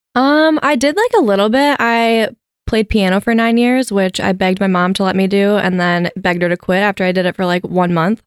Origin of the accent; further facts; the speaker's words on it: Wisconsin, United States; moved away; also born or lived in Grand Rapids, Michigan; typical Wisconsin girl.